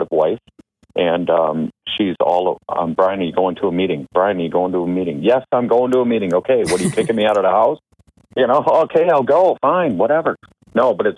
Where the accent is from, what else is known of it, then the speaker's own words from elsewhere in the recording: Grafton, Wisconsin, United States; I'm from Grafton, Wisconsin, just above Milwaukee